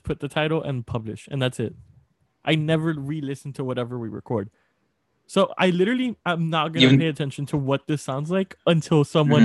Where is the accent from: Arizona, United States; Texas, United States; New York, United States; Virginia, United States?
Texas, United States; Laredo; moved away; also born or lived in Austin, Texas; I'm from Laredo, Texas. Not the valley. Laredo, Texas.